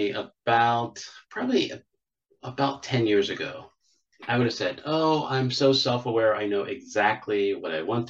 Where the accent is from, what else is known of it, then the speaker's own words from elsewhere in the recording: Pittsburgh, Pennsylvania, United States; now in Charlotte, United States; I'm originally from Pittsburgh, Pennsylvania.